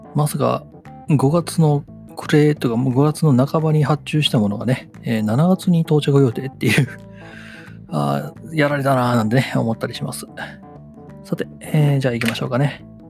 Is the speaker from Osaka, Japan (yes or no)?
no; Wakayama, Japan; moved away; 地元の和歌山の方ではね